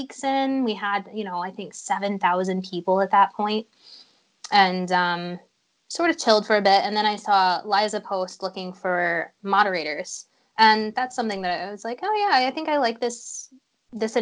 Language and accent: English; Florida, United States; now in Illinois, United States; I'm actually getting married in June in Florida in my hometown.